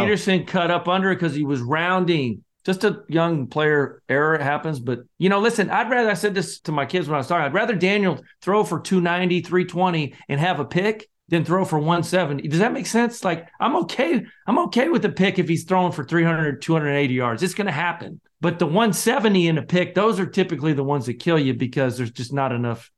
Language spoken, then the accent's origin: English; Scotland, United Kingdom; I'm the Scotsman